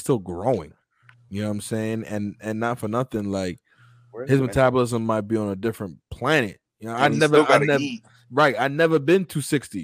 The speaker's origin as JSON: {"language": "English", "town": "Atlanta", "region": "Georgia", "country": "United States", "said": "I'm from Northside, Atlanta."}